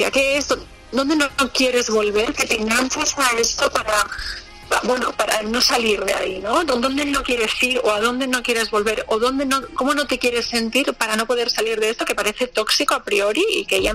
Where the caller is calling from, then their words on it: Canary Islands, Spain; de Gran Canaria.